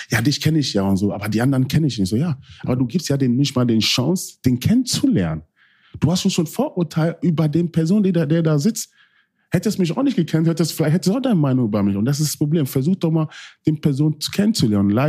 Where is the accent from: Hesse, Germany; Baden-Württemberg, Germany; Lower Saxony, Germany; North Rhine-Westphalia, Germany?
Lower Saxony, Germany; Hanover; ich wollte einfach wieder zu meiner Heimat, Hannover.